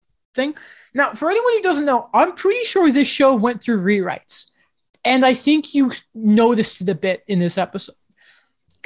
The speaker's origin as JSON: {"language": "English", "country": "United Kingdom", "said": "I'm British"}